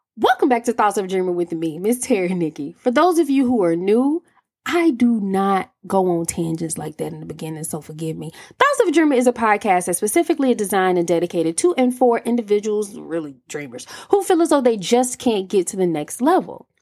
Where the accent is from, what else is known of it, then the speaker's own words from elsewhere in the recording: Alabama, United States; I'm from Alabama